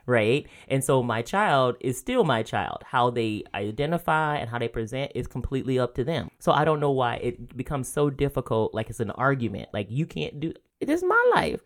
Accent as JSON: {"language": "English", "region": "rural Georgia", "country": "United States", "tie": "born or raised there", "moved": "yes", "said": "I grew up in the South"}